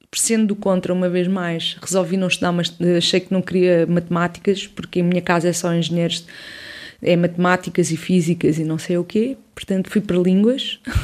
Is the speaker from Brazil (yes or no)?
no; Odivelas, Lisbon, Portugal; cresci em Odivelas, sou de Lisboeta, do centro de Lisboa, Campo de Orique